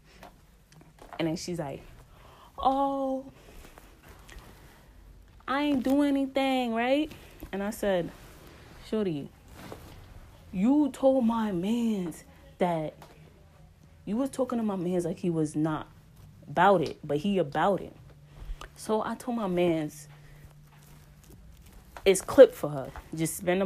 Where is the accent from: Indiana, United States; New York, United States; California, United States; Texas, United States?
New York, United States; New York City; accent: New York; my New York accent